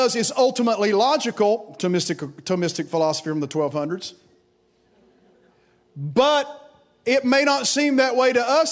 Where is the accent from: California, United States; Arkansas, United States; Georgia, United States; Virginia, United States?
Virginia, United States; Grundy; I went into a hospital in my hometown of Grundy, Virginia, the old Grundy Hospital